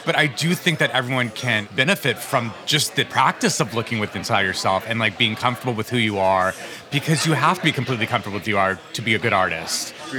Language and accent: English; Albuquerque, New Mexico, United States; now in New York, United States; I grew up gay in an area of the United States that it wasn't super okay to be gay mm-hmm. in Albuquerque, New Mexico.